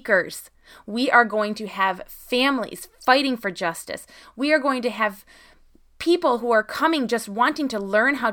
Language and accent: English; Michigan, United States; here in Michigan, in my hometown here